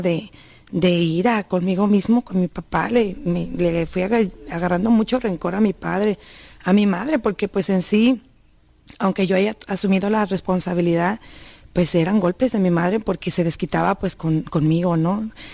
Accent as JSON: {"language": "Spanish", "region": "Sierra de Jalisco", "country": "Mexico", "tie": "born or raised there", "moved": "yes", "said": "yo vengo de la Sierra de Jalisco"}